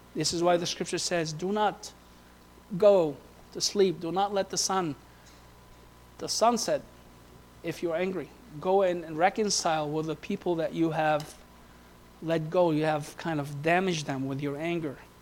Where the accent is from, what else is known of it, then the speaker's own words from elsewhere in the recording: Beirut, Beirut Governorate, Lebanon; moved away; we were living right at the forefront of where the civil war took place in Beirut. From the age of 12 to the age of 15